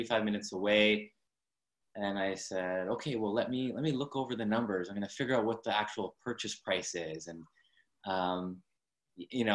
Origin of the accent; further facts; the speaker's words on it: Abbotsford, British Columbia, Canada; I'm from Abbotsford, BC, up in Canada